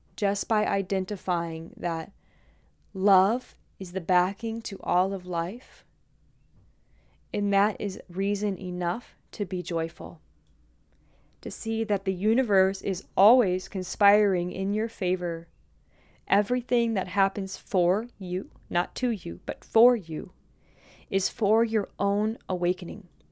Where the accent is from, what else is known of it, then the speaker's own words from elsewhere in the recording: St. Louis, Missouri, United States; I'm from Saint Louis, where there's, like, lots of farmer type people around